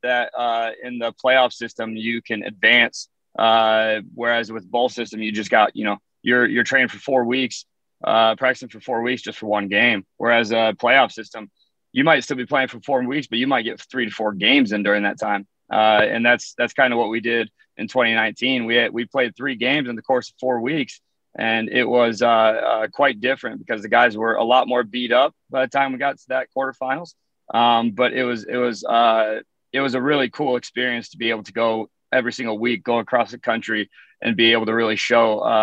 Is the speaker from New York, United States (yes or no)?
no; Cherokee, Iowa, United States; moved away as an adult; also born or lived in Louisiana / Houston; now in Clarksville, United States; Originally from a small town in northwest Iowa called Cherokee